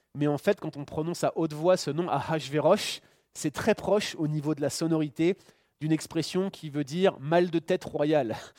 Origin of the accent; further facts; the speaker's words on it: France; now in Canada; je suis Français, je suis résident ici en tant que Français au Canada